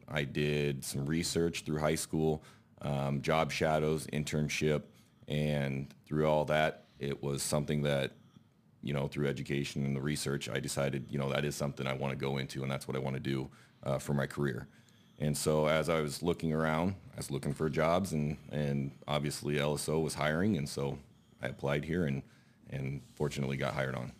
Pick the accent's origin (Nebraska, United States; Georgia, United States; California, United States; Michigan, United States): Nebraska, United States; Elmwood; I am from Elmwood. It's a small town east of Lincoln, about twenty minutes. I grew up there